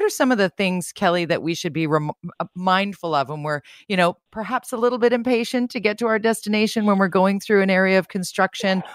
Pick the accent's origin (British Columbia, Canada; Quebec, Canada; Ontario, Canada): British Columbia, Canada; Vancouver; born and raised Vancouverite